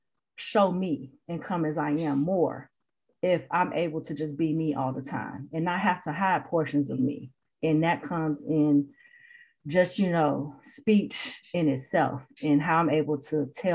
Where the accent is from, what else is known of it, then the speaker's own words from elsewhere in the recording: Midwest, United States; also born or lived in Boston; Oh, Midwest, right?